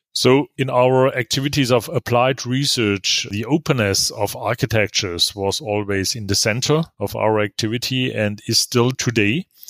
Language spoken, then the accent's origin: English; Germany; also born or lived in Karlsruhe; as we say in Germany